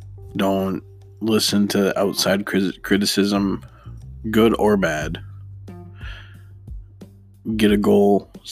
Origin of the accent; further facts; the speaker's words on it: Detroit, Michigan, United States; Obviously, I am from Detroit, so I don't know much.